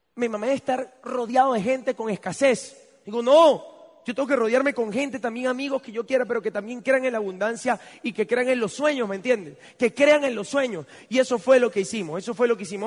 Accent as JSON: {"language": "Spanish", "country": "Venezuela", "also_born_or_lived": "United States", "said": "no solamente ser venezolano, sino vivir en Venezuela"}